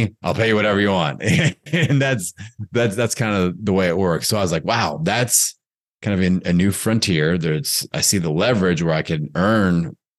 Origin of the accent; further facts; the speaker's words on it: Bloomington, Indiana, United States; a fitness business opportunity in my hometown back in Bloomington, Indiana